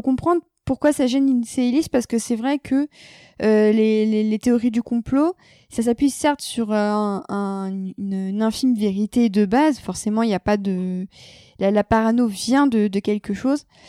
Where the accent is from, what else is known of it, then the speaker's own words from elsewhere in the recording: France; on parle en tant que Français.